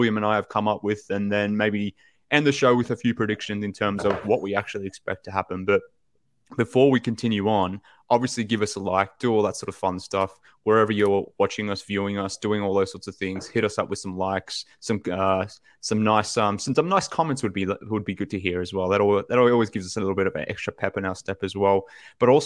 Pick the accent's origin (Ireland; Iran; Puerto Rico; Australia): Australia; from Australia